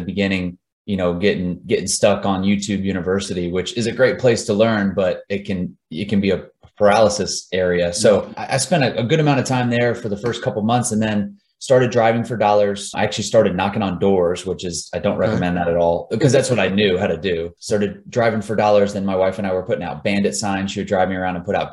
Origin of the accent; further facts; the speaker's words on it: Jacksonville, Florida, United States; also born or lived in Tallahassee, Florida; So I'm originally from Florida, grew up in Jacksonville, went to school at Tallahassee, Florida State, met my wife down in South Florida